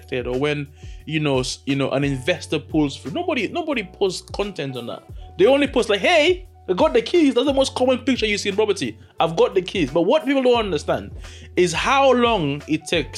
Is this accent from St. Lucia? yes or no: yes; St. Lucia; born and raised in St. Lucia